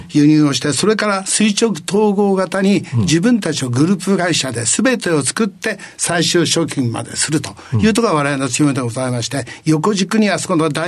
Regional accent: Nagaoka, Niigata, Japan; えー、新潟県の長岡市でございまして、高校までおりました。

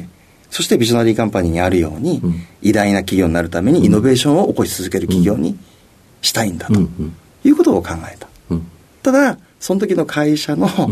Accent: Kochi, Japan; 出身はですね、高知県になりますね

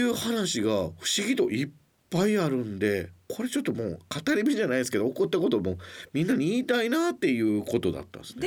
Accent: Mie, Japan; 僕の三重県出身なんですけど

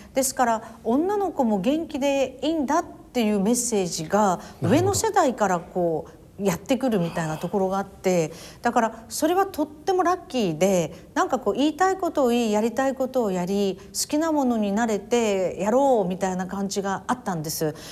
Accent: Miyazaki, Japan; also born or lived in Nobeoka / Nichinan / Takanabe; now in Tokyo, Japan; 私は生まれはですね宮崎県なんですで延岡市で生まれて、うん、あの日南のあの小村寿太郎が出身の帯小学校を卒業して高鍋っていうところに住んで中学高校は宮崎市内を卒業しましたですから本当に宮崎県人なんですよね

